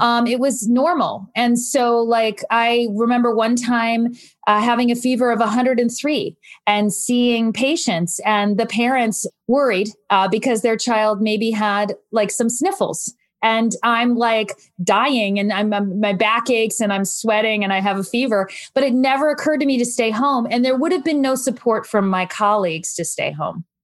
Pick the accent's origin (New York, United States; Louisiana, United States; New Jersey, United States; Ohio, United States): New Jersey, United States; I'm from New Jersey, and I had deep family roots there